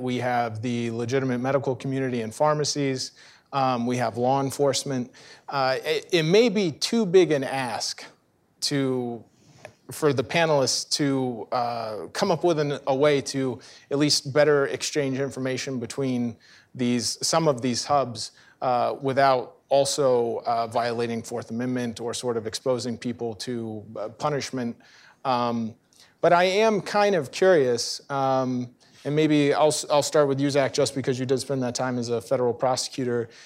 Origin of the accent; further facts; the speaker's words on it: Central Florida, United States; I'm from Central Florida